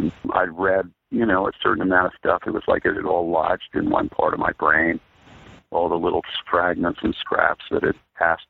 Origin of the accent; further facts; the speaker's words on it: Vermont, United States; moved away; also born or lived in New York / Los Angeles; I grew up in Vermont. I grew up on a classic kind of Vermont farm. One side of my family are all Yankees, but my father married a New York City working woman, upper middle class, you know, medical family.